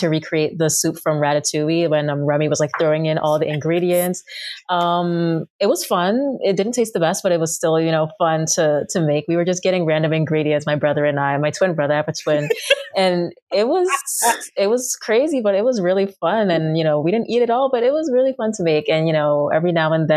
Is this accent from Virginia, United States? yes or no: no; New York City, New York, United States; I was born and raised in Queens, New York.